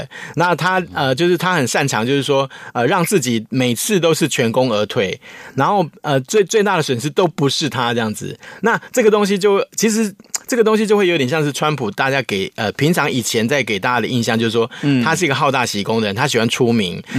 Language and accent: Chinese; Taiwan; 我们台湾人就很好玩